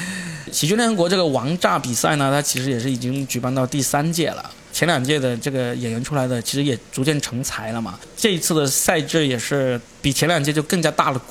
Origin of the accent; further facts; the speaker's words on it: Guangdong, China; accent: Cantonese; 因为你知道沪语转成普通话也是很简单的事情嘛，就比我们广东话转成这个普通话容易多了。